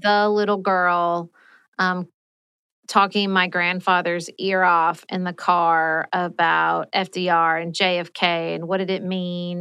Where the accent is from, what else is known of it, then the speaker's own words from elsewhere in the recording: Paducah, Kentucky, United States; moved away as an adult; also born or lived in Washington, D.C.; I moved back to my hometown of Paducah, Kentucky